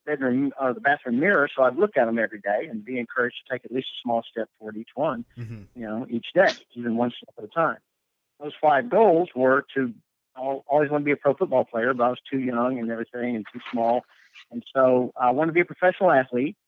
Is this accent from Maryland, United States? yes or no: no; Tulsa, Oklahoma, United States; moved away as an adult; also born or lived in Arizona; now in Kansas City, United States; I grew up in Tulsa